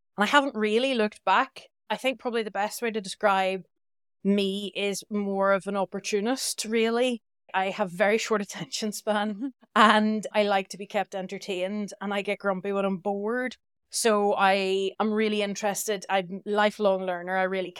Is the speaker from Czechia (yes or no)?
no; Northern Ireland, United Kingdom; moved away as an adult; I'm from Northern Ireland originally, but I've lived abroad for almost 17 years now.